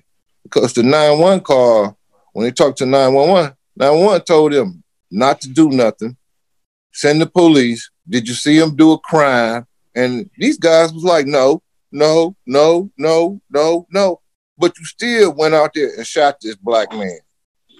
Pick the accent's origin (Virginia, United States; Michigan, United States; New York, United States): Michigan, United States; Detroit; growing up in Detroit, my whole life as being a black dude